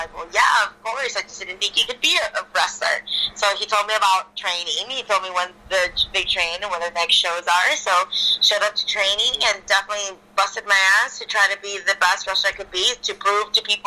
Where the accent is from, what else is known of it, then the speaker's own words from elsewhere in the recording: Ciudad Juarez, Chihuahua, Mexico; moved away; also born or lived in El Paso, Texas / Chicago; I actually grew up in Ciudad Juarez, in Mexico.